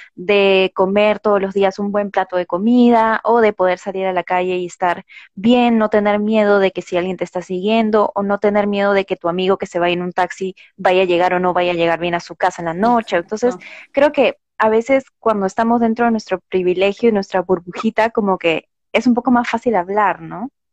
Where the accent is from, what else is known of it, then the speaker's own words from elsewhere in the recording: Lima, Peru; yo de pequeña viví por el Cono Norte